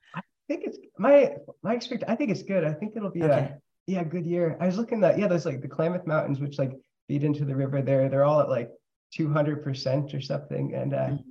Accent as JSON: {"language": "English", "town": "Cordova", "region": "Alaska", "country": "United States", "tie": "born or raised there", "also_born_or_lived": "Palmer, Alaska", "said": "I was born in Palmer, then I moved to Cordova when I was nine."}